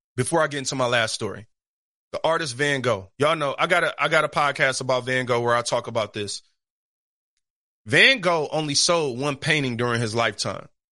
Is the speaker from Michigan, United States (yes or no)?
yes; Detroit, Michigan, United States; I'm from Detroit or I'm from the East Side